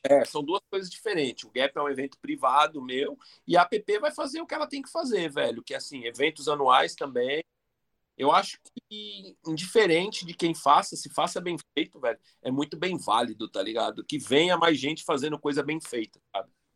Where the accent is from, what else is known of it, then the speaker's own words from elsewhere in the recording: Brazil; a gente é brasileiro, é foda aqui.